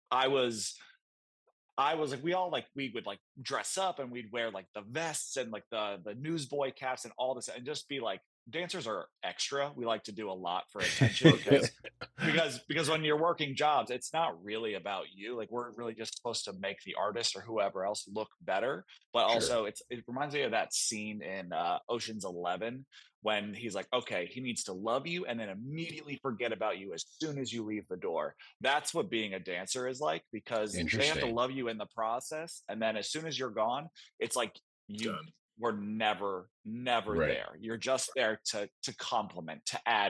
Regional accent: North Carolina, United States; I grew up in North Carolina.

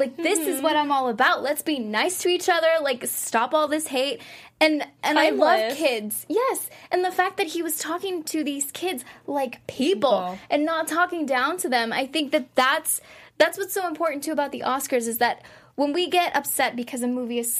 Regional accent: Texas, United States; moved away; also born or lived in Mexico; I grew up in Texas, and then I moved to Mexico for 4 years.

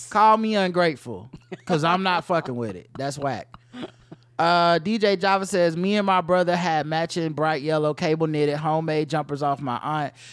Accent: Ohio, United States; Now, now, granted, I'm from Ohio, it'd be cold as fuck

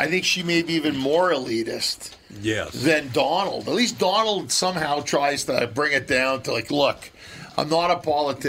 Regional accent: Minneapolis, Minnesota, United States; whenever I'm in LA, they always ask me, "Are you from Chicago or Wisconsin?" Or no, I always tell them I'm from Minneapolis.

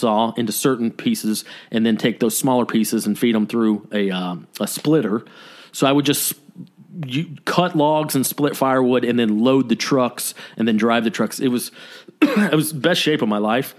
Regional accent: Canton, Georgia, United States; moved away; also born or lived in Athens, Georgia; I moved back home to my hometown of Canton, Georgia.

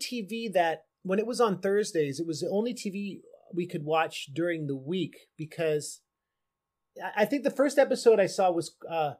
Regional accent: Oakland, California, United States; in the Bay Area, it was like, I grew up in Oakland.

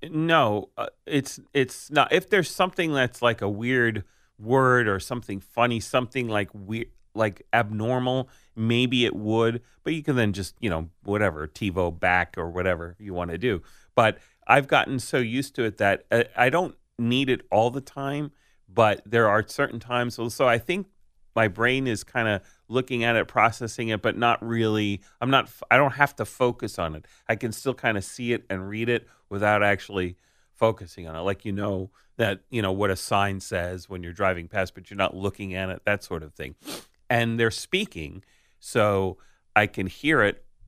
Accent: United States; I'm an American

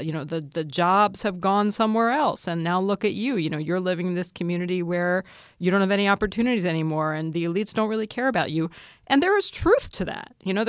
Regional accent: New York, United States; It's funny. I grew up in New York, and Donald Trump, from the time I can remember first hearing him, was a joke.

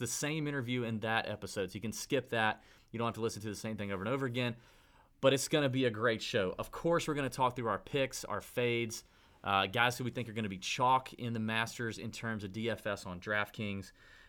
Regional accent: Augusta, Georgia, United States; fellow Augusta native

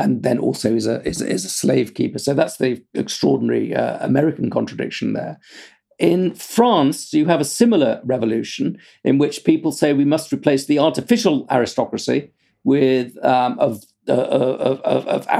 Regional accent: United Kingdom; I'm British

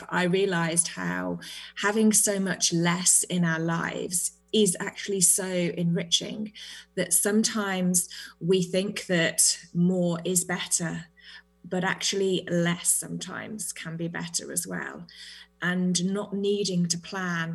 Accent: United Kingdom; now in New Zealand; I am British, but I am currently in New Zealand.

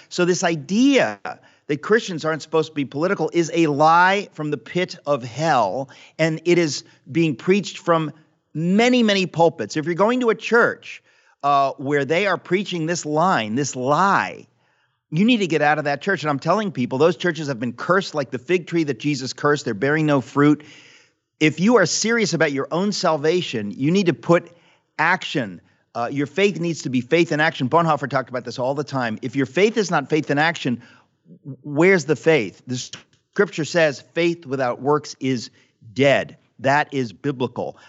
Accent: United States; the kids that I grew up with in America

